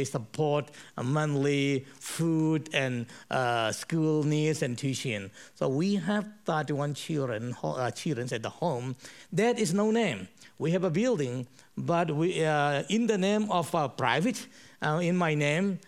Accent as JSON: {"language": "English", "area": "Chin Hills", "region": "Chin State", "country": "Myanmar", "tie": "born or raised there", "said": "I was born and brought up in Chin Hills."}